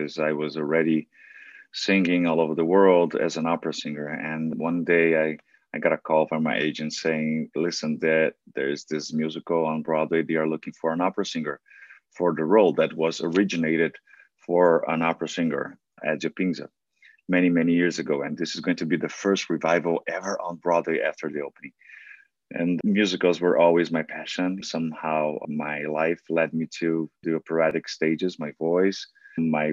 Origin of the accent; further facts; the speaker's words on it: São Paulo, Brazil; first language Portuguese; English is a second language; moved away as an adult; now in New York, United States; I was born in a very little town in Brazil, in Sao Paulo